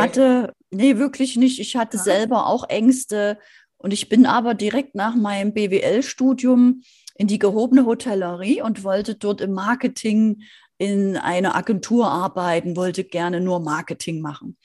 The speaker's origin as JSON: {"language": "German", "country": "Germany", "said": "Bei uns in Deutschland"}